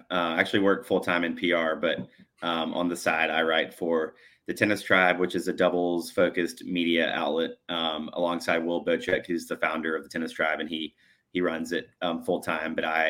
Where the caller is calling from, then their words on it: Birmingham, Alabama, United States; I am coming from Birmingham, Alabama, in the southeast part of the U.S.